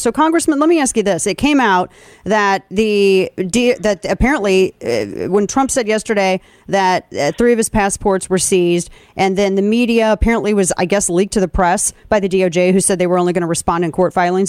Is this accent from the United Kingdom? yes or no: no; St. Louis, Missouri, United States; moved away; in my hometown, my hometown news, Jeff Burton, a longtime fixture of St. Louis radio